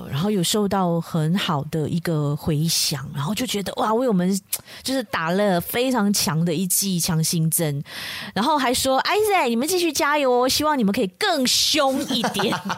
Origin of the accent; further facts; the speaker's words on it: Malaysia; 我们马来西亚人